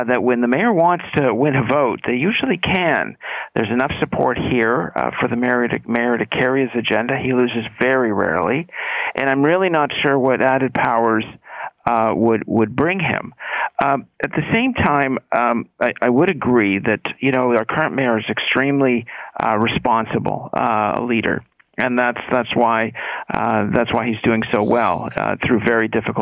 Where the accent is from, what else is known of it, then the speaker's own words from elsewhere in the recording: Toronto, Ontario, Canada; I was born and raised in Toronto